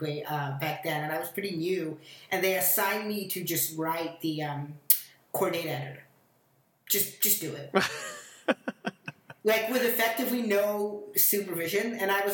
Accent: Washington, District of Columbia, United States; also born or lived in Moscow, Russia; now in Boston, United States; I was actually born in Moscow and grew up in Washington, D.C.

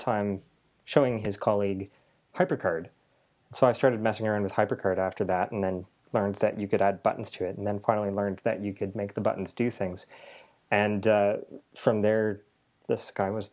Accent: London, Ontario, Canada; I'm from London, Ontario

